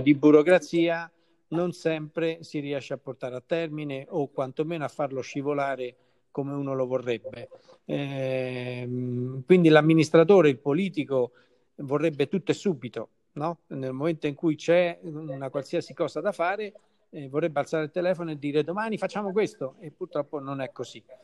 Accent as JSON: {"language": "Italian", "town": "Caprarola", "region": "Lazio", "country": "Italy", "said": "del mio paese che lo amo"}